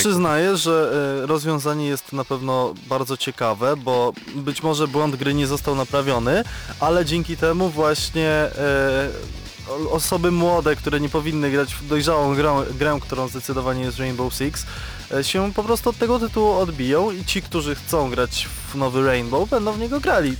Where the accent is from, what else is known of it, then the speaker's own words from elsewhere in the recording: Radom, Masovian Voivodeship, Poland; ja pochodzę z Radomia